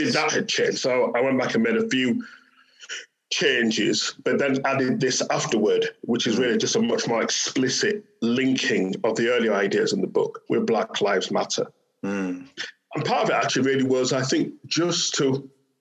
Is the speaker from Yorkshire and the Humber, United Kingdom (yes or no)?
yes; Bradford, Yorkshire and the Humber, United Kingdom; growing up in Bradford, which was a post-industrial city in the north